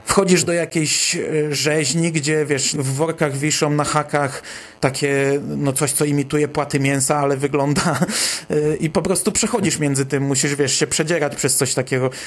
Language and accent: Polish; Bydgoszcz, Kuyavian-Pomeranian Voivodeship, Poland; u nas w Bydgoszczy